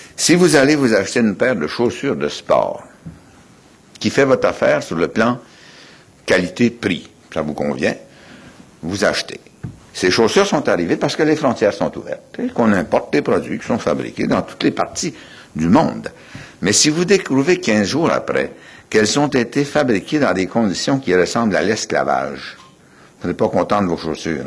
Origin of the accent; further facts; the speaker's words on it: Quebec, Canada; Nous sommes des Québécois et des Québécoises.